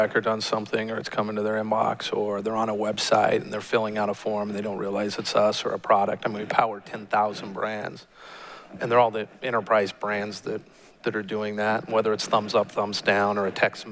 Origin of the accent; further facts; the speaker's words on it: Oregon, United States; now in Utah, United States; I was born in Oregon, and my father was an academic, and we moved from University of Oregon, where he taught, to BYU, where I went to school